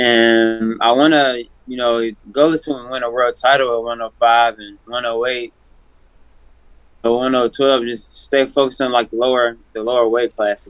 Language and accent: English; Nashville, Tennessee, United States; Yeah. Born and raised in Nashville, man.